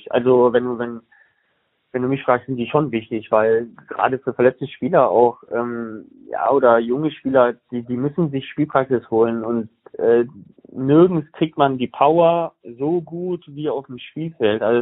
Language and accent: German; Bonn, North Rhine-Westphalia, Germany; accent: Rhineland; ich komme ja aus Bonn, Köln so und ich bin Rheinländer, wenn man es nicht hört.